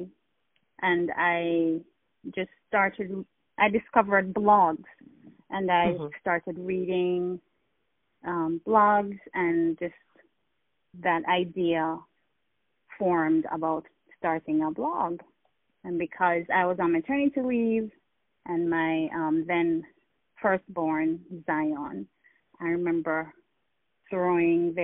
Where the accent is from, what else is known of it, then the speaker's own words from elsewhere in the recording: Jamaica; I'm Jamaican. I grew up in Jamaica.